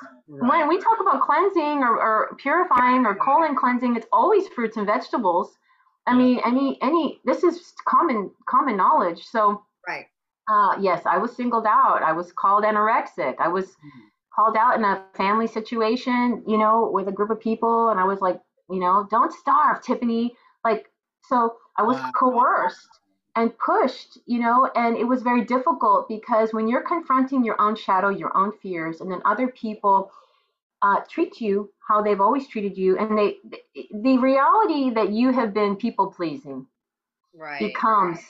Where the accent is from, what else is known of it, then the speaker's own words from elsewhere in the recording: Texas, United States; this is my hometown